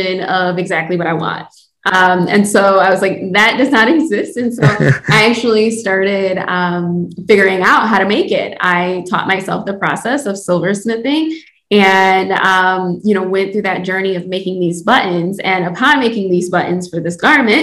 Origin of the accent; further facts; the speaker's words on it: Detroit, Michigan, United States; I am born and raised in Detroit. I'm currently located in Detroit